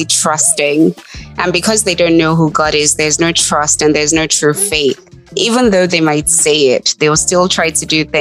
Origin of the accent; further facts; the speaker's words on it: Nigeria; moved away as an adult; now in United States; I grew up in Nigeria